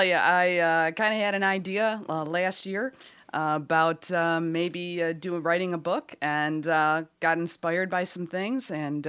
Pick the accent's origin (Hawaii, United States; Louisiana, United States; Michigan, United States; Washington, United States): Michigan, United States; Detroit; I'm from Detroit.